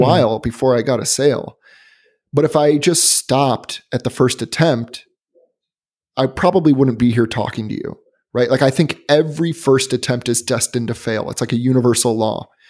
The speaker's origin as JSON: {"language": "English", "town": "Chicago", "region": "Illinois", "country": "United States", "also_born_or_lived": "Boston", "moved": "yes", "said": "I'm originally from Chicago, but I lived in Boston for about four years"}